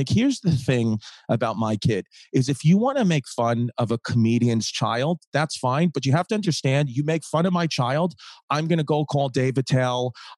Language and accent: English; Brooklyn, New York, United States; I grew up in Brooklyn, you know? So it's just like, you know, this is what we used to do, Megan.